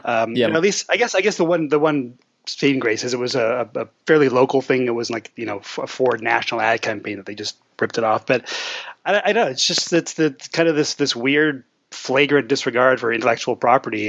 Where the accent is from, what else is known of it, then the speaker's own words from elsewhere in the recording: Canada; as a Canadian